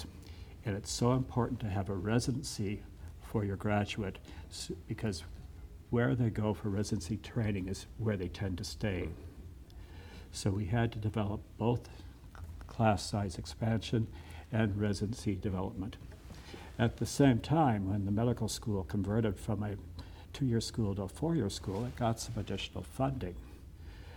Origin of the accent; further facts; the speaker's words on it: Canastota, South Dakota, United States; also born or lived in Sioux Falls; I grew up in the Methodist Church in Canastota